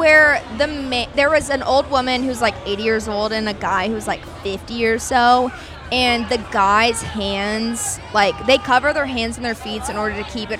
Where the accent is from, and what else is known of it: Texas, United States